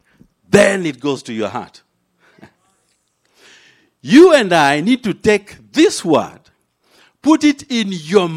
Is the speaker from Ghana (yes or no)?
no; Kenya; now in United States; I landed in an African womb in Kenya. So I am a Kenyan by race. I am a Christian by grace. I'm an American by choice